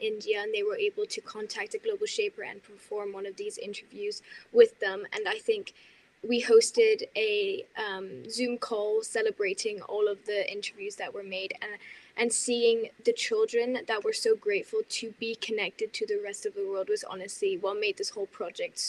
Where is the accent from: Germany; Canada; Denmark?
Denmark; now in Switzerland; I am from Denmark